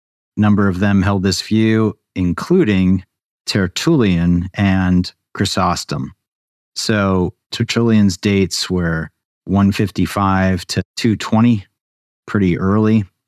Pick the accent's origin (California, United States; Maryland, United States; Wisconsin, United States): Maryland, United States; Baltimore; now in New Mexico, United States; So I am originally from Baltimore. I've recently moved to New Mexico, and I am a former international English teacher